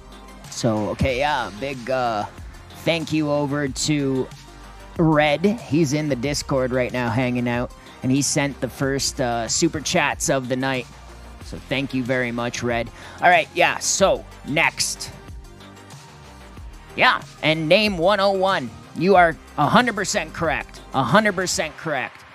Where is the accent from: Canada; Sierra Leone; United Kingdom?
Canada; Durham Region, Ontario; moved away; this is my hometown